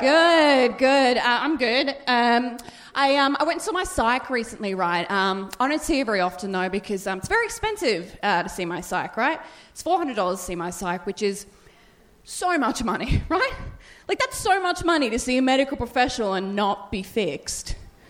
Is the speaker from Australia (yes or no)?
yes; Melbourne, Victoria, Australia; born there; Yeah, roundabout. I was born in Melbourne.